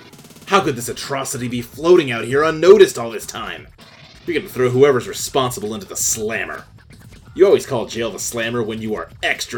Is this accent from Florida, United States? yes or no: no; Louisville, Kentucky, United States; I grew up in Louisville